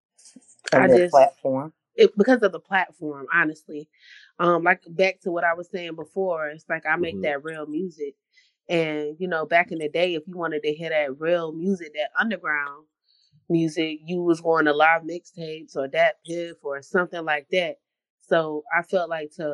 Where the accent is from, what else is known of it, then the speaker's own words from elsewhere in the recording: Raleigh, North Carolina, United States; also born or lived in Fuquay-Varina, North Carolina; I'm from Raleigh, North Carolina. Born and raised, but my roots run all the way deep to, like, Baton Rouge, Louisiana